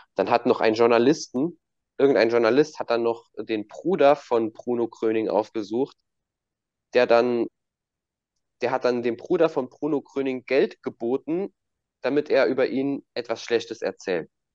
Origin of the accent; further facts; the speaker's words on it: Germany; bei uns in Deutschland